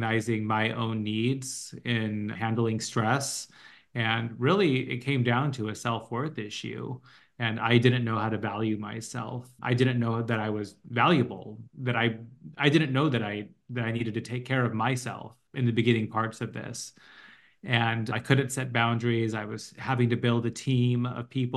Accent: Los Angeles, California, United States; moved away as an adult; also born or lived in New York; We're both from LA and we wanted to move back.

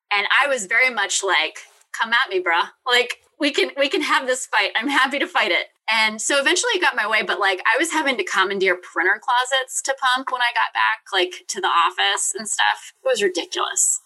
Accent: Richmond, Virginia, United States; I'm from Richmond, Virginia.

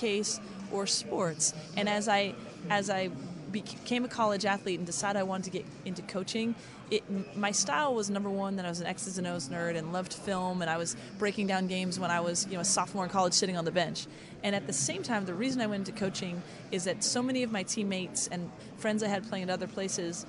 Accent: New York, United States; moved away as an adult; also born or lived in California; now in Cleveland, United States; I grew up in New York, but I've been in California for the last 15 years

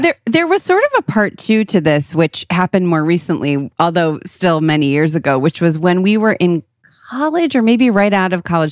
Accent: Moreland Hills, Ohio, United States; We're from Moreland Hills, Ohio

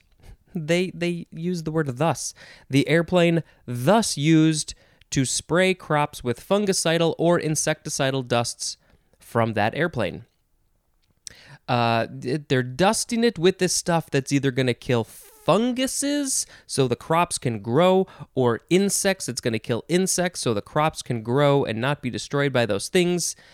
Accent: United States; an American person

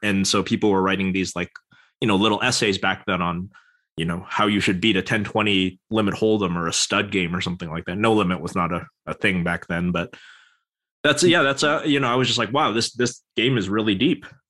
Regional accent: Vancouver, British Columbia, Canada; in Vancouver, British Columbia, Canada

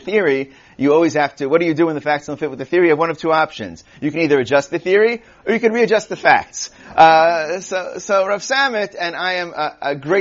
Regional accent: New York City, New York, United States; I'm from Queens

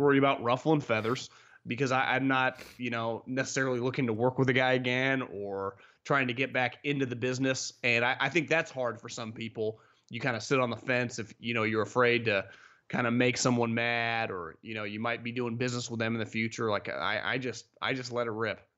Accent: Davis, California, United States; I'm from Davis, right up the road here from the Bay Area

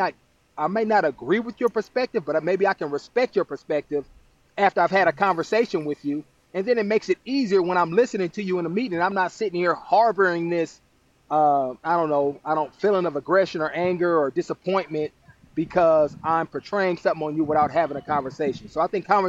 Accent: Oakland, California, United States; growing up in Oakland

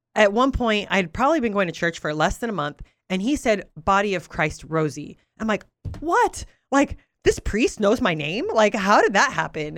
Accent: Oxnard, California, United States; English is a second language; moved away; also born or lived in Albuquerque, New Mexico; grew up in Southern California, born and raised in Oxnard

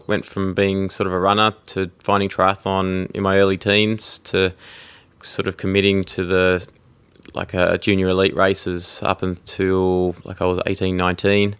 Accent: Tasmania, Australia; also born or lived in United Kingdom; I grew up in Tasmania, in Australia. Uh, I was actually born in the UK

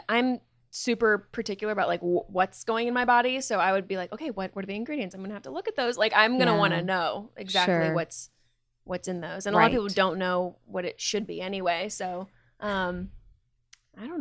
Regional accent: Ohio, United States; I say pop because I'm from Ohio

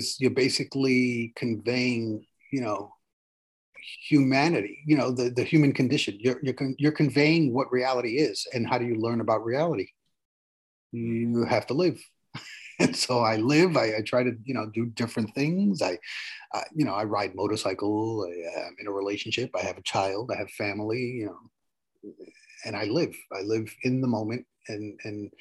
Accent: New York City, New York, United States; now in Westchester County, United States; I grew up in the South Bronx of New York City, you know, in the 80s and 90s

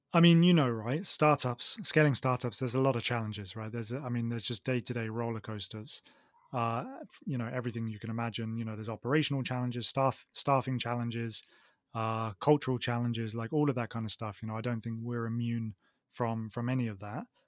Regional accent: Oxford, South East England, United Kingdom; accent: southern; moved away as an adult; also born or lived in Manchester; now in Barcelona, Spain; I'm from the UK, uh, from Oxford in the UK

